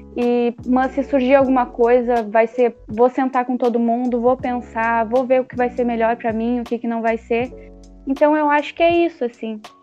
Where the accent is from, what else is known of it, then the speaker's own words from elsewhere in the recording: Canguçu, Rio Grande do Sul, Brazil; eu sou de Canguçu, uma cidade menor, pertinho de Pelotas